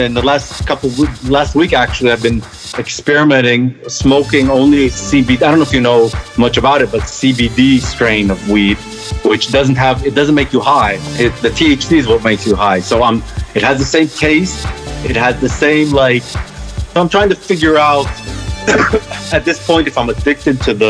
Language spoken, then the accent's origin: English; Israel; moved away; growing up in Israel, surrounded by Arabic and Middle Eastern food